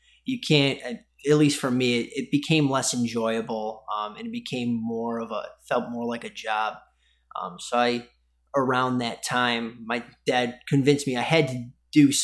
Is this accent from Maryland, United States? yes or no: no; Irondequoit, New York, United States; So right on Lake Ontario in a small town called Irondequoit, about an hour east of Buffalo